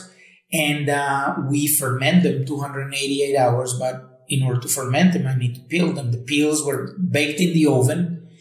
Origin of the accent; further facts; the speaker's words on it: United States; moved away as an adult; now in Bulgaria; I grew up in America. I'm very proud of that. I'm American also